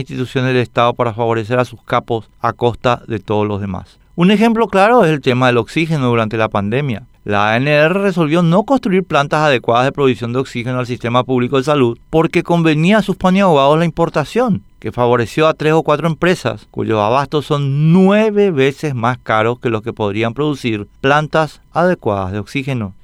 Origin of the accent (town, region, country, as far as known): Paraguay